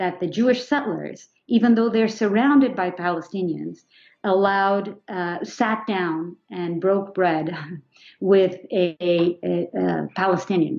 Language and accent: English; Portugal; moved away as an adult; also born or lived in New York, United States; now in United States; I grew up in Portugal